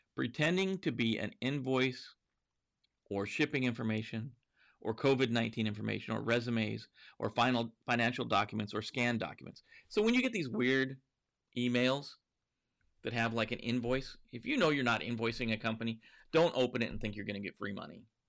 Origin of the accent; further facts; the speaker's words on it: Montana, United States; growing up in Montana